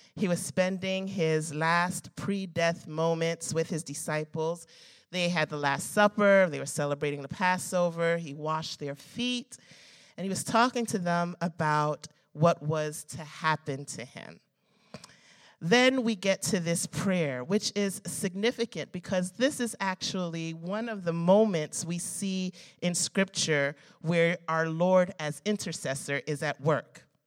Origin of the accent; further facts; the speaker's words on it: United States; I love being an American. I was born in this country.